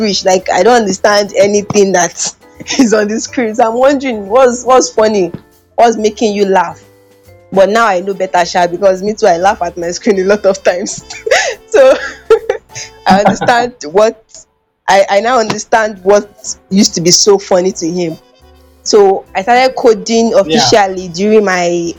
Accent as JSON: {"language": "English", "region": "Delta", "country": "Nigeria", "said": "I'm from Delta State, Nigeria. And it's very difficult for many people to believe because I speak pretty good Yoruba"}